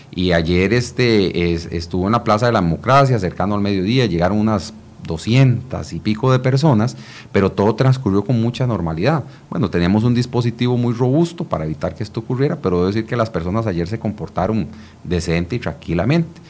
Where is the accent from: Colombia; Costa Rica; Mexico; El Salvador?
Costa Rica; nosotros tres somos costarricenses